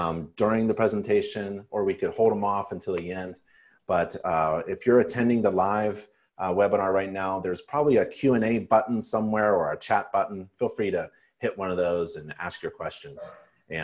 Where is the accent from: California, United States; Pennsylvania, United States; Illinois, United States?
Pennsylvania, United States; I grew up in Pennsylvania